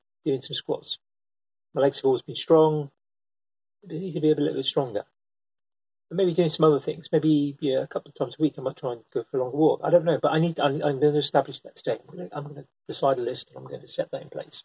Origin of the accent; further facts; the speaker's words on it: United Kingdom; I'm British